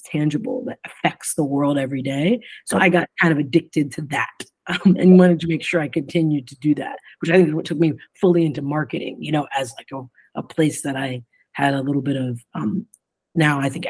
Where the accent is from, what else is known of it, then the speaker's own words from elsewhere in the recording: Ohio, United States; moved away as an adult; also born or lived in Arkansas; growing up in Ohio.